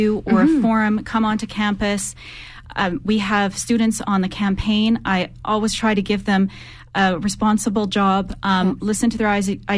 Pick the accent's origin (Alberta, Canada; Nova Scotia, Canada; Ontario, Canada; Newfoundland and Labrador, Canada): Alberta, Canada; Calgary; I grew up in Calgary. We moved here when I was really young